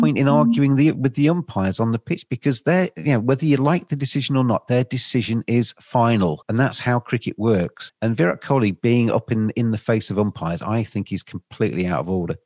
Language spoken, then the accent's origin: English; England, United Kingdom; I'm obviously English